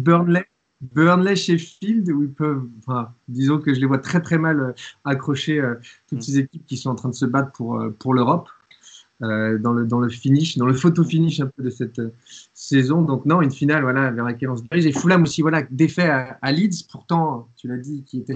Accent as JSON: {"language": "French", "country": "France", "said": "quand on vient de France"}